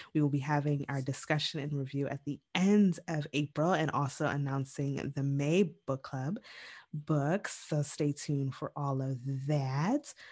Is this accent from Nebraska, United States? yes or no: no; New York City, New York, United States; I was born in Brooklyn.